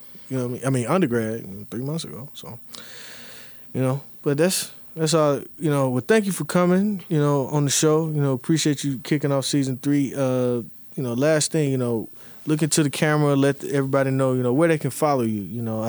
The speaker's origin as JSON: {"language": "English", "town": "Charlotte", "region": "North Carolina", "country": "United States", "tie": "born or raised there", "said": "So, you know, I got people I grew up with in Charlotte, you know, all over, you know, the Carolinas usually, but Atlanta, you know."}